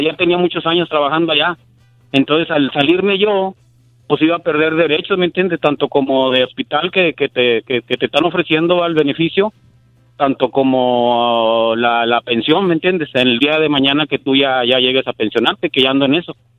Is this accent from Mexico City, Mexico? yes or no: no; Nuevo Laredo, Tamaulipas, Mexico; moved away as an adult; now in United States; yo soy de Nuevo Laredo